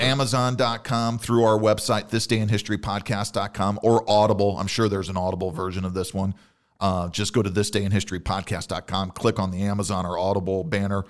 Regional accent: Illinois, United States; I grew up in Illinois

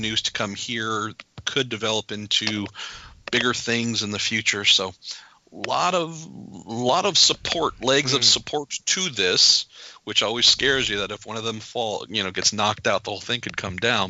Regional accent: California, United States; we're both Californian and born and raised within 2 hours of each other

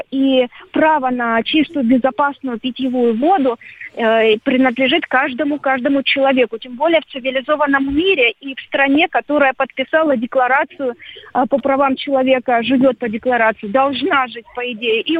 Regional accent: Ukraine; Я э, из Украины, я всегда буду дорожить своими корнями. И не стыжусь того, что я украинка. Я русская украинка.

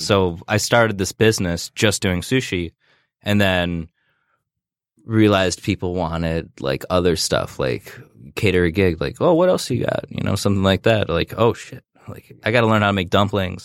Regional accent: Royal Oak, Michigan, United States; grew up in Royal Oak, and I got a job at Noblefish when I was sixteen

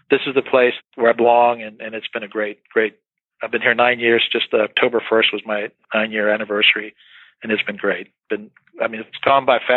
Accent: Hondo, Texas, United States; moved away as an adult; also born or lived in California / Boston / Delaware / Houston; now in San Antonio, United States; I'm from Hondo

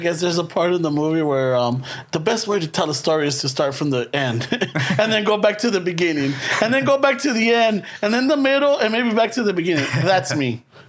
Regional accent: Los Angeles, California, United States; we grew up in the same area, Boyle Heights, East LA.

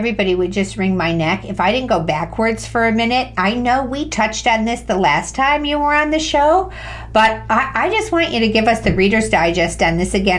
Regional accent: Midwest, United States; I grew up on lakes in the Midwest water skiing

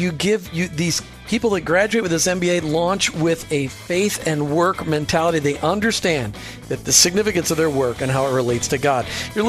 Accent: Minnesota, United States; now in Florida, United States; we grew up in Minnesota

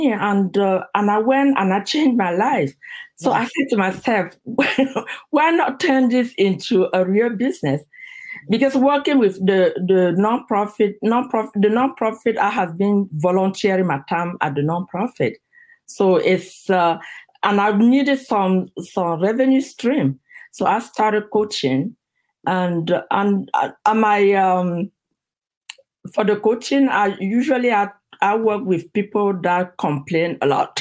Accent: Cameroon; moved away as an adult; now in United States; back in my country, in Cameroon. I'm originally from Cameroon

